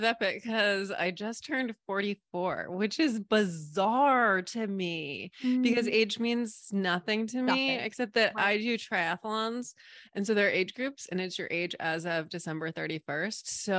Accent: New England, United States; also born or lived in Hawaii / Barbados / North Carolina / Seattle; now in Sarasota, United States; So I'm in Sarasota, Florida. I'm originally from New England. Moved around a ton. I've lived in Hawaii, Barbados, North Carolina, Seattle, Oregon, Washington, D.C. And we lived in Maine for 10 years.

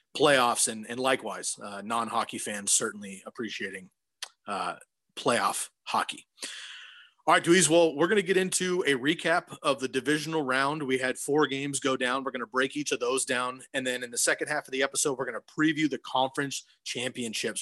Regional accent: Central California, United States; now in Oregon, United States; I grew up in Central California

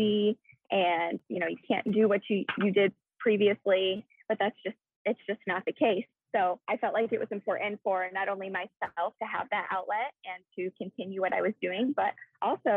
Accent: Iowa, United States; moved away as an adult; now in California, United States; that is where I am originally from, is Iowa

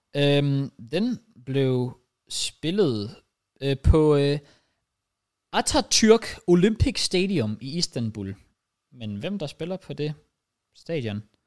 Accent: Denmark; jeg er dansker

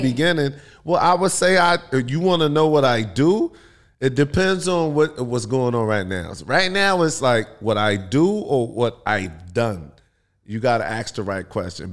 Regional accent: New York, United States; moved away as an adult; now in California, United States; I'm from New York, and I moved to California

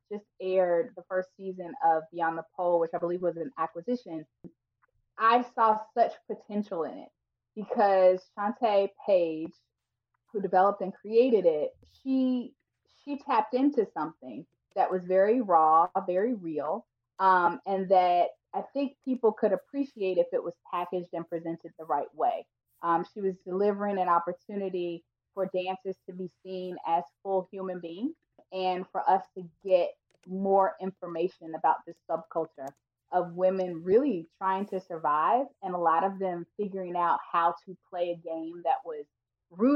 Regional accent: Atlanta, Georgia, United States; moved away; I am originally from Atlanta, Georgia

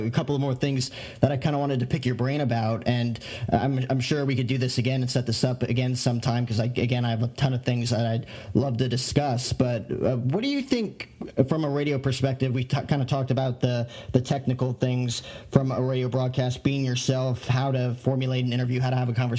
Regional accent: northern New Jersey, United States; moved away as an adult; now in Phoenix, United States; growing up in northern New Jersey

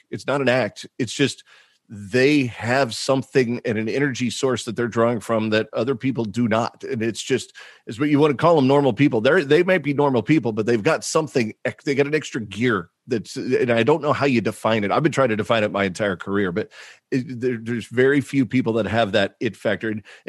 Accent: Oklahoma, United States; also born or lived in Massachusetts; where I was growing up in Oklahoma and Massachusetts.

